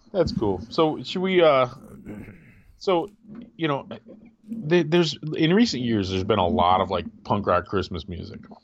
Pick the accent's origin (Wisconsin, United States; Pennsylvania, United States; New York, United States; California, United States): Wisconsin, United States; now in Grand Rapids, United States; I, did most of my growing up in Wisconsin, and my family was here in the Grand Rapids area